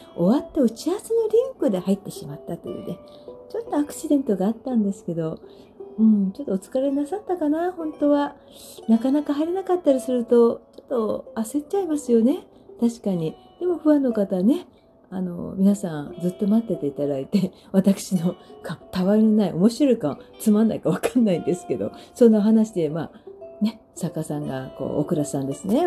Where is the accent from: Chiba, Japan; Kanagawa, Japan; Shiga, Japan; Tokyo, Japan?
Kanagawa, Japan; Sagamihara; 地元の相模原